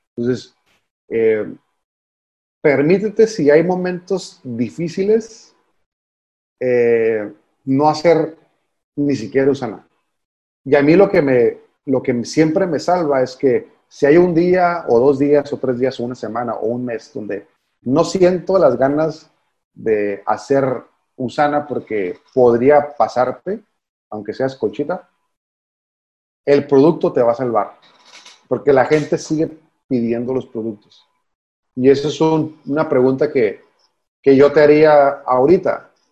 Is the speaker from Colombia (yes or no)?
no; Mexicali, Baja California, Mexico; yo soy de Mexicali